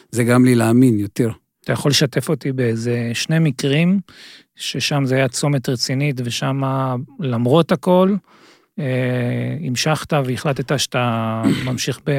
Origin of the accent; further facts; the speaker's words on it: Israel; born there; אני, אני נולדתי בארץ